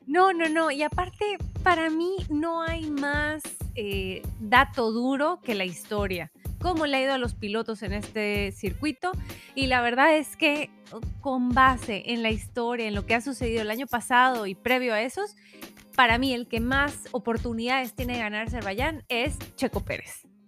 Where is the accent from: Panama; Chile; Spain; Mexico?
Mexico; se nos da muy bien como mexicanos